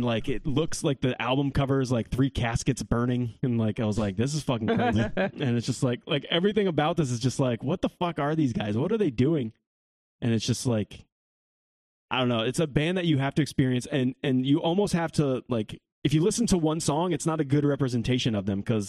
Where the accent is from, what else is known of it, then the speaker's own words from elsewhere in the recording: New York, United States; We're from New York. New York.